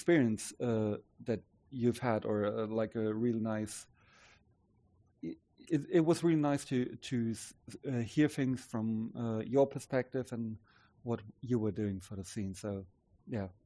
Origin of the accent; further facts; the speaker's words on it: Stuttgart, Baden-Württemberg, Germany; moved away; the town where I'm originally from Stuttgart in the south